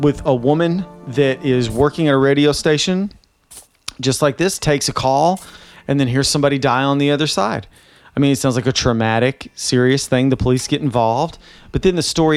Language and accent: English; Nashville, Tennessee, United States; Jenny and I are from the South and I'm from Nashville